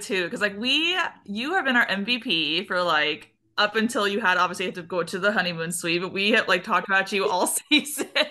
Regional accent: Texas, United States; accent: twang; now in Missouri, United States; I'm from Texas originally, and so whenever I go home, I live in Missouri now

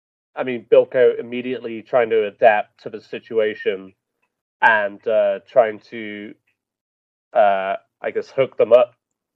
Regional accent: United Kingdom; I'm British.

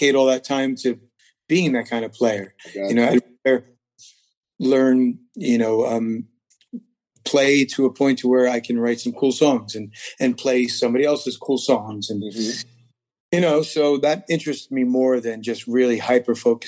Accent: New Jersey, United States; New Jersey. Born and raised.

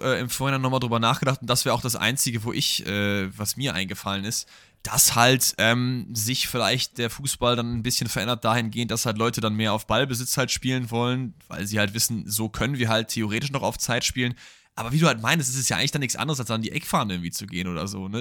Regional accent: Germany; wir als Deutsche

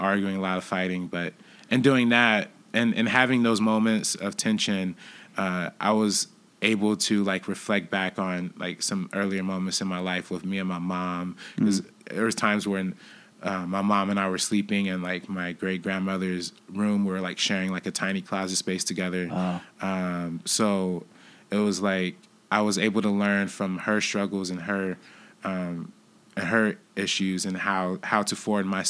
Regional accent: Compton, California, United States; where I'm from Compton

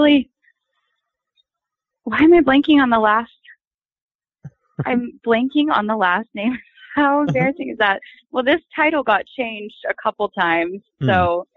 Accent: Texas, United States; now in Los Angeles, United States; I'm from Texas

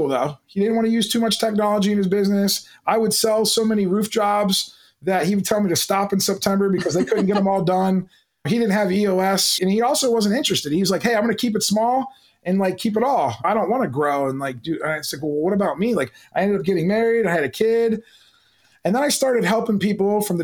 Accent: Canton, Ohio, United States; I grew up in the Midwest in Canton, Ohio

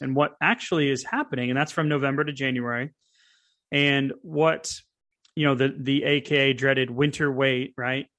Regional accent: New England, United States; growing up in New England

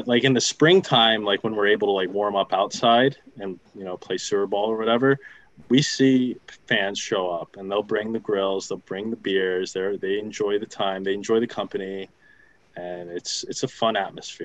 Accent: New Jersey, United States; moved away; also born or lived in North Carolina; I'm originally from New Jersey

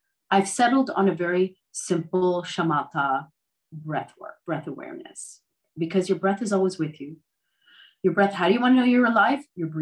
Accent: Canada; born there; I mean, look, I was born in Canada. Mm-hmm. I've lived in the States.

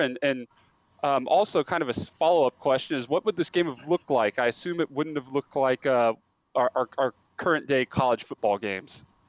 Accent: Louisiana, United States; I'm from the South, Louisiana

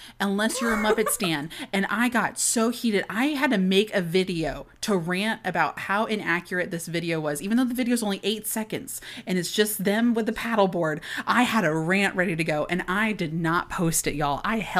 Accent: Florida, United States; maybe it's because I am from the South and we do have a larger Haitian culture here also in Florida

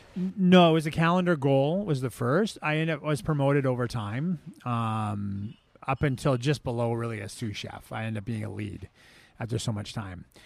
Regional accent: Victoria, British Columbia, Canada; moved away as an adult; now in San Diego, United States; Smitty's was looking for a, a cook in my hometown. I was back in Victoria

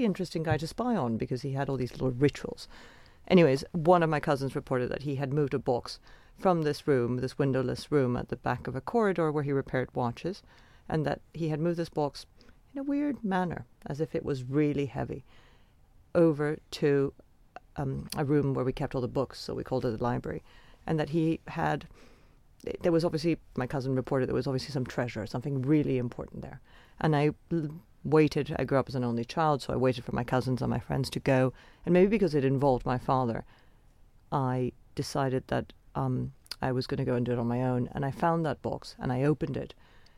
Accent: Venezuela; I grew up in Venezuela with a very mysterious father

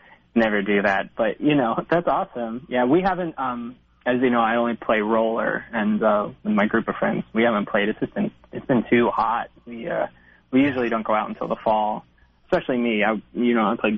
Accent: New Jersey, United States; moved away as an adult; now in Manhattan, United States; I grew up in New Jersey, only about 30 minutes away from the city

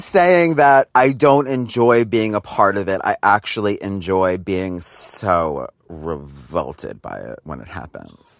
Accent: New York, United States; I grew up in New York

